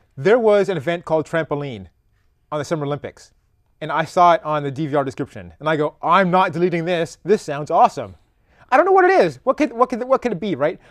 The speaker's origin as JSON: {"language": "English", "country": "Canada", "tie": "born or raised there", "moved": "yes", "said": "I am Canadian."}